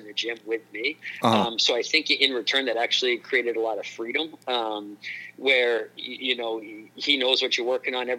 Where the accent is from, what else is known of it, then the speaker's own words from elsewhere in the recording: New Hampshire, United States; in this area of New Hampshire where I was from